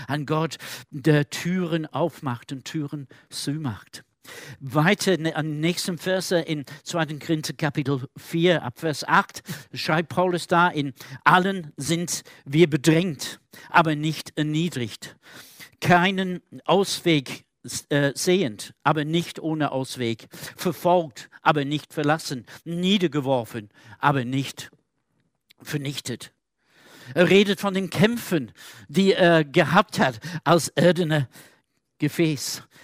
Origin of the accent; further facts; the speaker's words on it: Manchester, North West England, United Kingdom; German is a second language; Ein Pastor von der, äh, meiner Heimatstadt in Manchester in Großbritannien erzählt erzählte folgende äh, Geschichte